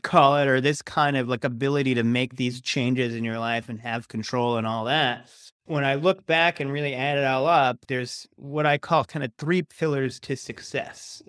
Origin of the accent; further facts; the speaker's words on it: Rhode Island, United States; also born or lived in Massachusetts; I was born in Rhode Island, went to college in Massachusetts.